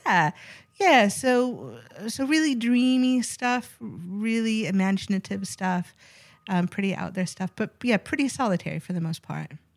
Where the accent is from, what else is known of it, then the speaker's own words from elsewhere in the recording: Seattle, Washington, United States; I grew up, uh, predominantly in Seattle, Washington